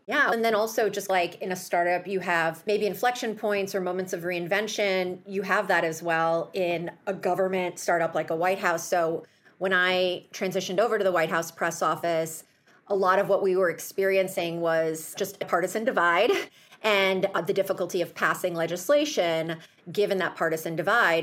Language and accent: English; Chicago, Illinois, United States; my hometown of Chicago